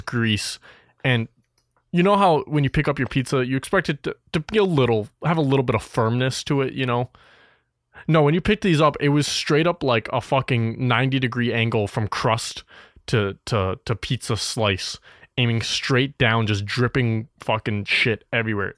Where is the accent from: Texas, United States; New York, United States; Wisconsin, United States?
Wisconsin, United States; me and …, we're from Wisconsin